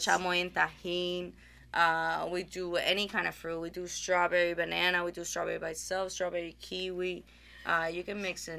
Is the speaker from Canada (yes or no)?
no; Aguadilla, Puerto Rico; moved away; we are originally from Puerto Rico, uh, Aguadilla, Puerto Rico